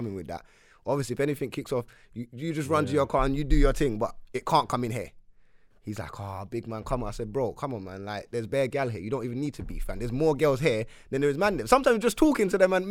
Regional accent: London, United Kingdom; growing up in Wood Green

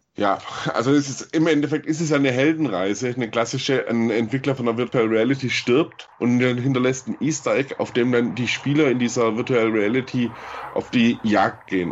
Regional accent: Baden-Württemberg, Germany; now in Munich, Germany; ich komme aus Baden-Württemberg, da lege ich schon Wert drauf.

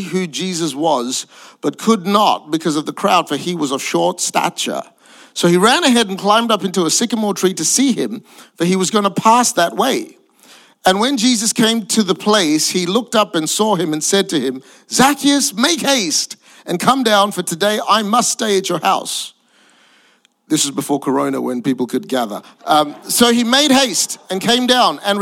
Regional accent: Perth, Western Australia, Australia; also born or lived in Singapore / Malaysia; I'm Asian, but I grew up in Perth, Western Australia.

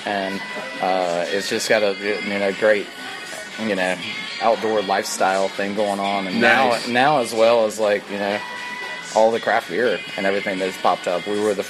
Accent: Atlanta, Georgia, United States; moved away as an adult; also born or lived in Boulder, Colorado / Boone, North Carolina; now in Greenville, United States; growing up in Atlanta

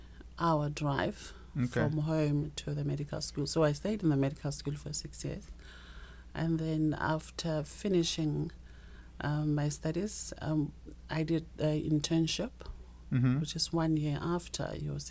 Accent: Limpopo, South Africa; moved away as an adult; also born or lived in Pretoria, Gauteng; I've been all over South Africa. I was born in the Limpopo province.

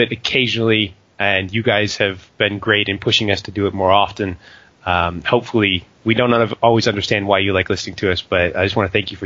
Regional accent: United States; moved away; despite being American

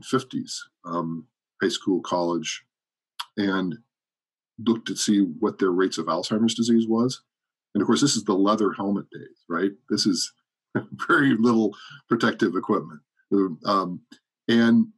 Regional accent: Colorado, United States; moved away as an adult; also born or lived in Columbus, Ohio / New Jersey; when I was five, we moved to Colorado. That's where I say I'm from. And that's where I grew up.

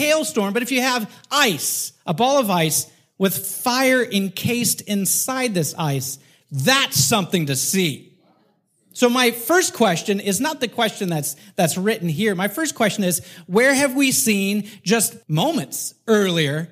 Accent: Texas, United States; moved away; I grew up in Texas for 11 years.

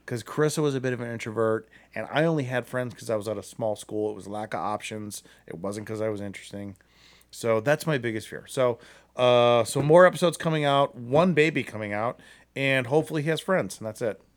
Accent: Akron, Ohio, United States; I'm from Akron.

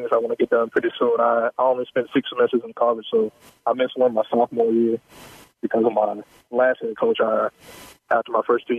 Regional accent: South Carolina, United States; moved away as an adult; now in Houston, United States; I'm from South Carolina.

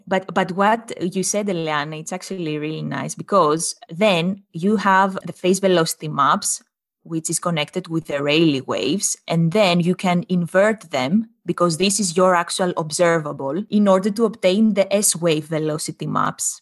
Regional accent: Greece; moved away; we come from Greece, both of us

